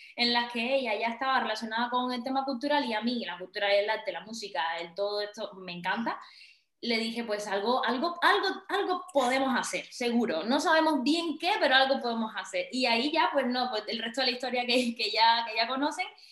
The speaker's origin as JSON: {"language": "Spanish", "country": "Cuba", "tie": "born or raised there", "moved": "as an adult", "lives_now": "Valencia, Spain", "said": "yo salí de Cuba creo que por el año 2013 o 14"}